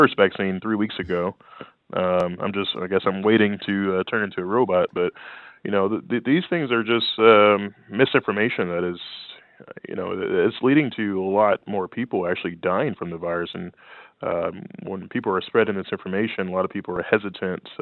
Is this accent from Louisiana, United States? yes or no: yes; Louisiana, United States; my life growing up in Louisiana